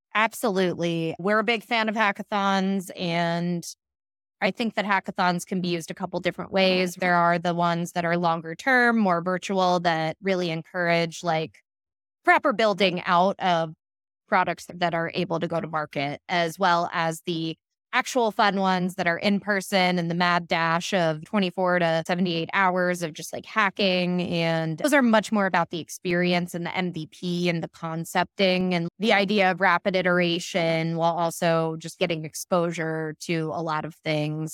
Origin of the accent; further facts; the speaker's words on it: Pittsburgh, Pennsylvania, United States; now in New York City, United States; I'm from Pittsburgh, Pennsylvania, which is an extremely homogenous place